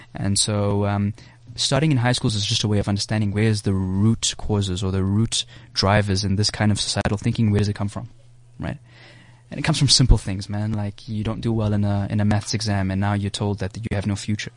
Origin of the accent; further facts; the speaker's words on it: South Africa; I'm from South Africa.